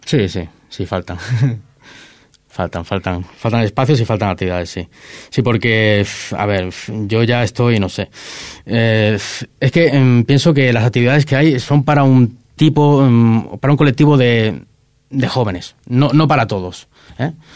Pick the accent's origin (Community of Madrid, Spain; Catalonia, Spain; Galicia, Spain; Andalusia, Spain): Catalonia, Spain; Ripoll; aquí en Ripoll también se me conozca bastante